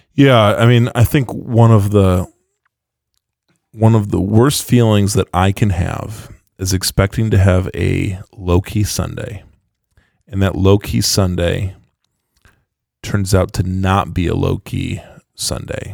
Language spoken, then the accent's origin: English; West Michigan, United States; accent: Dutchy West Michigan; my Dutchy West Michigan